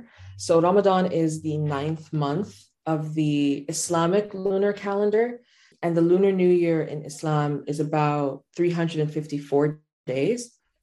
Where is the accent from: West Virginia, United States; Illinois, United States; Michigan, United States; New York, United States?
Illinois, United States; Chicago; also born or lived in Doha, Qatar; I'm from Chicago, but my family's Sudanese, and I've grown up between Chicago and Doha, Qatar.